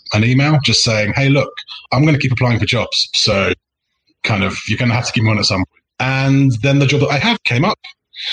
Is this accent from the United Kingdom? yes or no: yes; England, United Kingdom; moved away as an adult; also born or lived in South London; now in Barcelona, Spain; I'm English